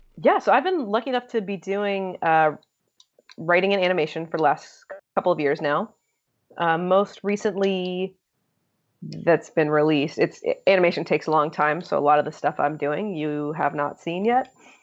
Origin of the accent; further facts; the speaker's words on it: Hong Kong; born there; also born or lived in Israel / London / Turkey / Virginia; So I was born in Hong Kong, actually, and spent the first couple years there and got to move around a lot while I was growing up, which was really amazing. So we lived in Israel and London and Turkey, and then Virginia was kind of the home base for us.